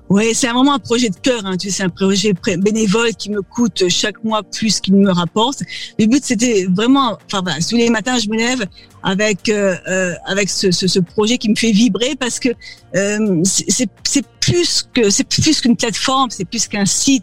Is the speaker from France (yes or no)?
yes; France; accent: French; moved away as an adult; now in United States; me voici ici euh, depuis 15 ans, euh, toujours avec mon accent Frenchie et mon âme de, française